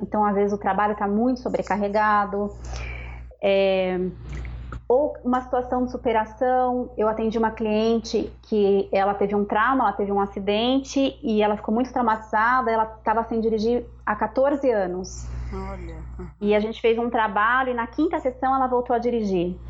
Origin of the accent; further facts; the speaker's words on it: São Paulo, Brazil; moved away as an adult; eu sou natural de São Paulo, morava lá com as crianças